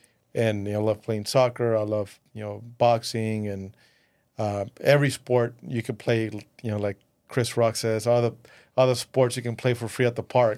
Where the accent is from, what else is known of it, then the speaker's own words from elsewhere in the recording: Mexico; growing up in Mexico and seeing your grandparents watch all the telenovelas, and you watch all these great, cool buildings in Mexico City